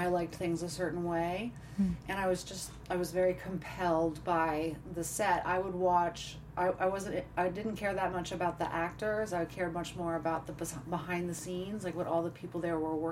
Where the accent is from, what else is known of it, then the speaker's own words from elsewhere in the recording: Richmond, Virginia, United States; I grew up in Virginia. I lived in Richmond, Virginia